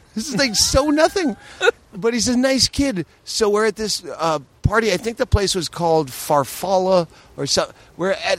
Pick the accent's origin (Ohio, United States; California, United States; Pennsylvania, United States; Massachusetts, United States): Massachusetts, United States; Worcester; moved away as an adult; also born or lived in Las Vegas / Phoenix; now in Los Angeles, United States; I left Massachusetts. I was never a Boston guy. I grew up in Worcester, and I left as soon as I was old enough to leave. I started in Vegas, moved to Phoenix, and then I just lived out of my car.